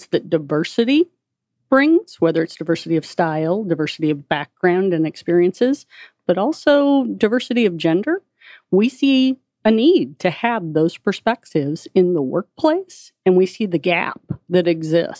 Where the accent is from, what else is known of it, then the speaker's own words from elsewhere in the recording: Columbia, Missouri, United States; Went to the University of Missouri in Columbia, wow, which is my hometown. Grew up on a farm